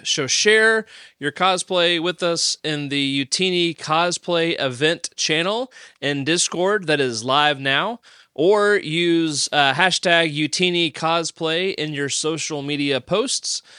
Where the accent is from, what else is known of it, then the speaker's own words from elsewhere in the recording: Tennessee, United States; I'm from Tennessee